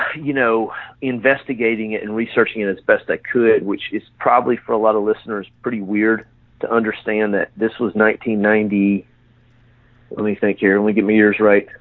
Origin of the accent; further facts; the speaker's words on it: Haleyville, Alabama, United States; me and you are from the same town, so we're, we're both from Haleyville, Alabama